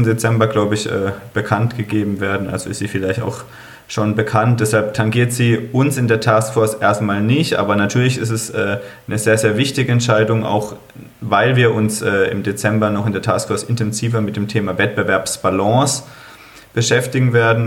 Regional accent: Freiburg, Baden-Württemberg, Germany; ich komme aus Freiburg, bin Fan des hiesigen Sportclubs

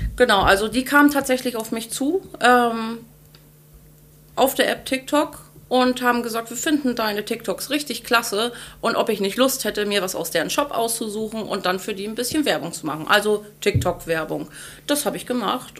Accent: Ahrensburg, Schleswig-Holstein, Germany; also born or lived in Henstedt-Ulzburg / Hamburg; Ursprünglich aus Ahrensburg, geboren in Henstedt-Ulzburg am 25.04.1988

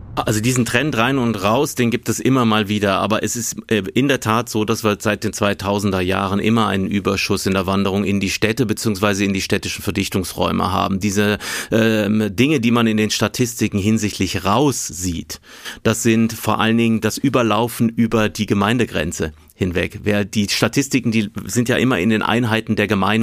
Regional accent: Hessische Bergstraße, Hesse, Germany; also born or lived in Aachen; now in Munich, Germany; Ich bin ja auf dem Land groß geworden, Grundschule wirklich in einem kleinen Dorf gegangen. Wir sind aus meiner Heimatstadt Aachen weggezogen an die Hessische Bergstraße

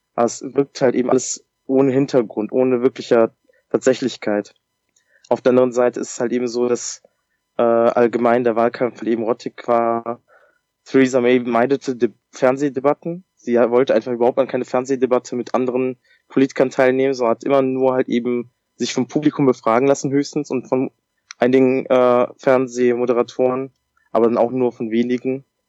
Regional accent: Germany; bei uns in Deutschland

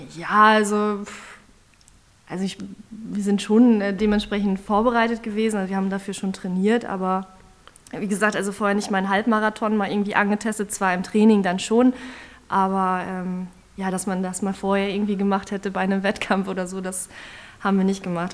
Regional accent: Osnabrück, Lower Saxony, Germany; ich komme hier aus Osnabrück

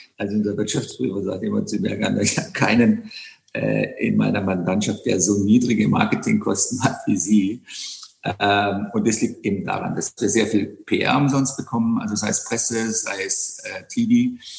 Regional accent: Black Forest, Baden-Württemberg, Germany; moved away; also born or lived in Bonn / London / Monte Carlo / Sydney; ich bin ja im Schwarzwald in einem Landgasthof geboren, den mein acht Jahre älterer Bruder übernommen hat. Habe dann im zarten Alter von 15 Koch gelernt

